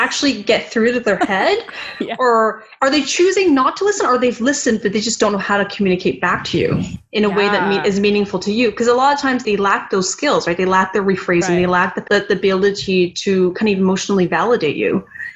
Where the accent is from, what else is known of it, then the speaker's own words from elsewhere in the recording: Vancouver, British Columbia, Canada; my journey as a Chinese Canadian growing up in Vancouver.